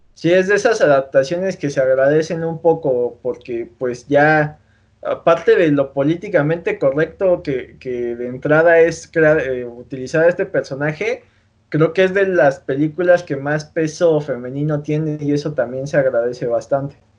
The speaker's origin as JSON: {"language": "Spanish", "country": "Mexico"}